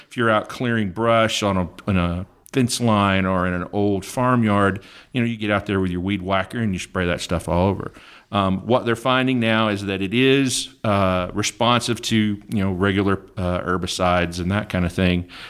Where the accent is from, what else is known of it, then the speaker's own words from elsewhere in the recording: Northeast Oklahoma, United States; I grew up in Oklahoma, Northeast Oklahoma